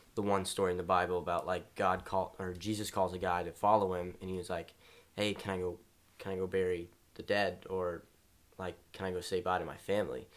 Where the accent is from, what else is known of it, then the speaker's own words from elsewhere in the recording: Shreveport, Louisiana, United States; I'm from Shreveport, Louisiana